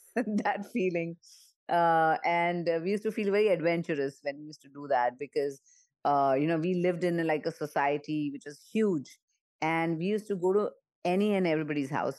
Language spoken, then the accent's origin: English; Mumbai, Maharashtra, India; moved away as an adult; also born or lived in United States; I grew up in Mumbai and in an area where Diwali was a very, very big celebration